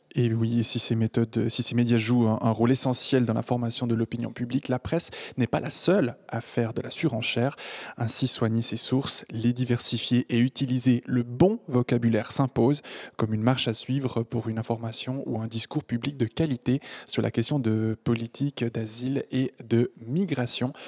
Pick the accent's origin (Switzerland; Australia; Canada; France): Switzerland; French-speaking Switzerland, Romandy; chez nous, en Suisse romande